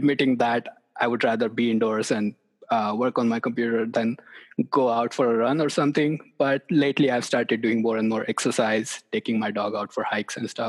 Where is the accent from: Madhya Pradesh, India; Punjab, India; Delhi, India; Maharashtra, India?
Maharashtra, India; near Mumbai; moved away as an adult; also born or lived in Lubbock, Texas; now in Knoxville, United States; I grew up in India near a city, near Mumbai.